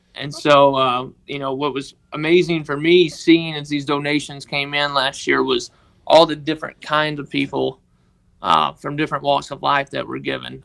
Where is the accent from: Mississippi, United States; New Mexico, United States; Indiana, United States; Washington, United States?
Mississippi, United States; Tishomingo; I was born and raised in, uh, Tishomingo, Mississippi